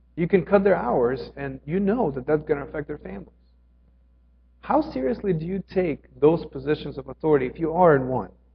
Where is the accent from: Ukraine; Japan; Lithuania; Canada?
Ukraine; moved away; I grew up in Ukraine.